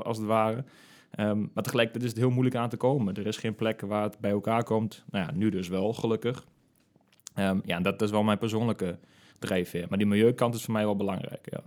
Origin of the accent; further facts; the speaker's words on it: De Lutte, Overijssel, Netherlands; also born or lived in Nijmegen; ik ben ook echt tukker in hart en nieren. En ik kom uit de Lutte oorspronkelijk.